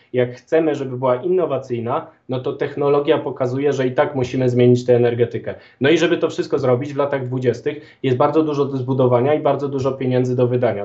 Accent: Galicia, Poland; jestem z Galicji

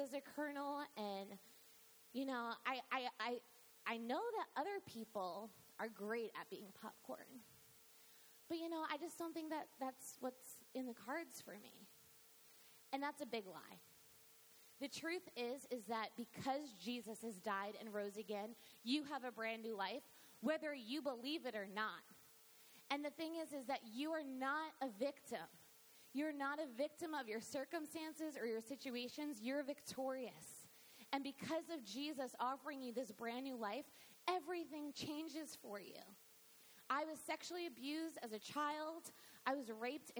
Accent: New York, United States; I grew up in New York.

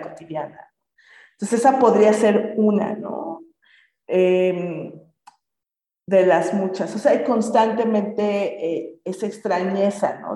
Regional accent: Mexico; moved away as an adult; also born or lived in England; Crecí en un contexto mestizo, pues soy mexicana

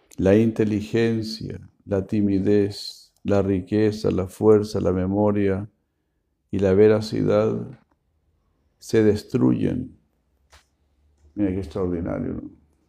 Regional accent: Argentina; como buenos argentinos que somos

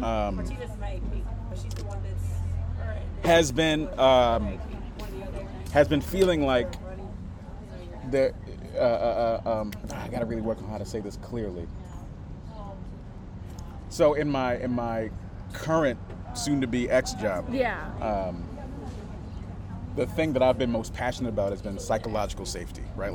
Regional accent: Houston, Texas, United States; now in Minnesota, United States; I'm from Houston

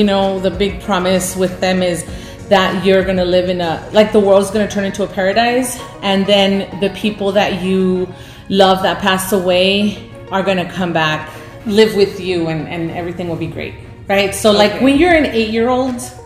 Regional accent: Reynosa, Tamaulipas, Mexico; I was born in Reynosa

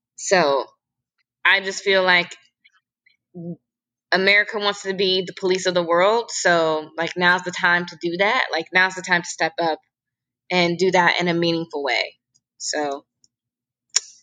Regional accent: United States

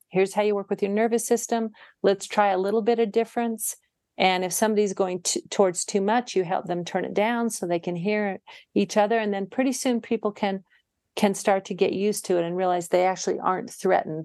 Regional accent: Utah, United States; moved away as an adult; also born or lived in Seattle; I moved back to my home state of Utah

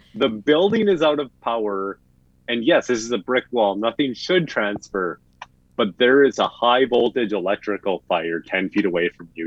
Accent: Midwest, United States; accent: Midwestern; moved away

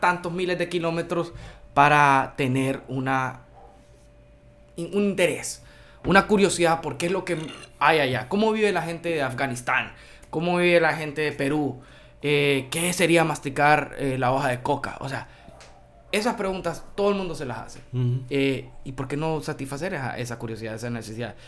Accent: Honduras; yo soy hondureño

